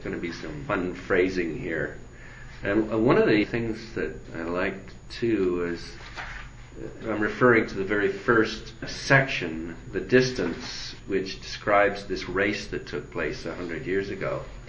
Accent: Saskatchewan, Canada; moved away; also born or lived in Kingston, Ontario; I grew up in Saskatchewan, and I came down east to Ontario.

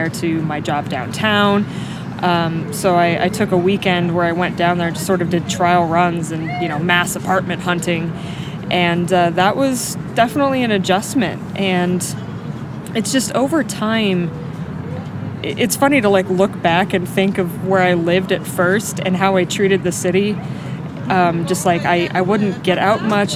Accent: rural Iowa, United States; moved away as an adult; also born or lived in Indiana; now in Indianapolis, United States; I grew up in rural Iowa. My hometown is 900 people.

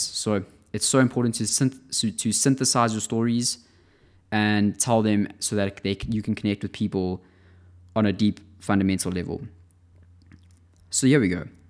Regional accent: South Africa; now in Amsterdam, Netherlands; I'm living in Europe at the moment, in Amsterdam, and I'm from South Africa

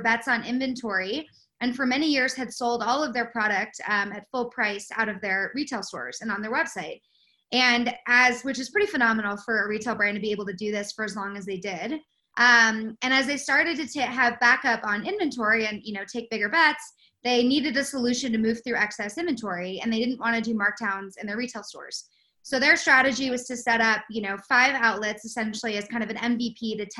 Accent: West Coast, United States; moved away as an adult; go back to the West Coast to work for a small retail startup called Spiritual Gangster that was based kind of in my hometown

